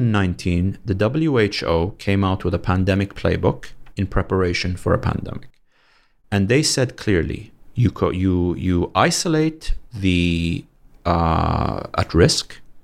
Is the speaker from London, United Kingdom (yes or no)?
yes; London, United Kingdom; moved away as an adult; also born or lived in Canada; now in Saudi Arabia; I was born and brought up in London.